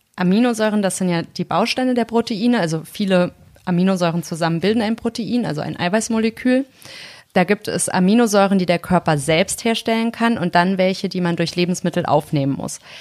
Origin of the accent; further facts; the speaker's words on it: North Hesse, Germany; Und ich komme ja aus Nordhessen